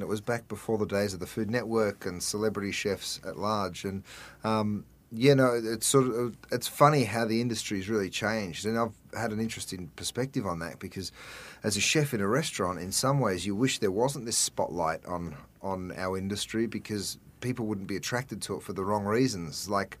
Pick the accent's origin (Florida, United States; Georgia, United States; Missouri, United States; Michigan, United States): Michigan, United States; Detroit; Yeah, but I'm actually from Detroit. I just put the accent on.